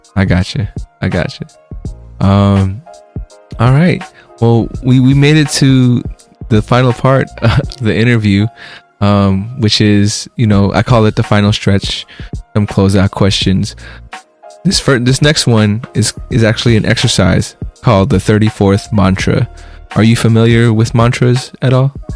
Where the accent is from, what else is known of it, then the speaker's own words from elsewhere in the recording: United States; also born or lived in Philippines; I was raised in America. I was born in the Philippines, moved here when I was four, so pretty much American.